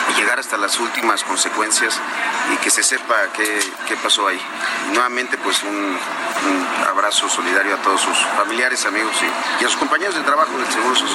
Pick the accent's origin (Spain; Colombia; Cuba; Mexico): Mexico; como mexicanos